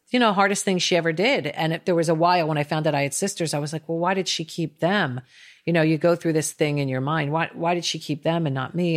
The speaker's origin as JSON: {"language": "English", "region": "New York", "country": "United States", "also_born_or_lived": "Northwest London", "moved": "yes", "lives_now": "Los Angeles, United States", "said": "I'm a New Yorker. I live in LA for the business, but I'm definitely a New Yorker at heart."}